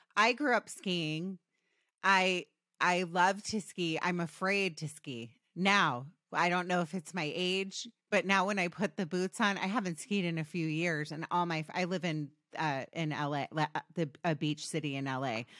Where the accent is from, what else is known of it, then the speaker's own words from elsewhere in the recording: Potomac, Maryland, United States; I grew up in D C, by the way, Potomac, Maryland